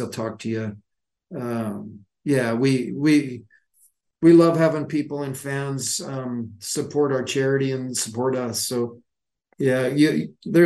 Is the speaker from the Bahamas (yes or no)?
no; Calgary, Alberta, Canada; moved away; growing up in Calgary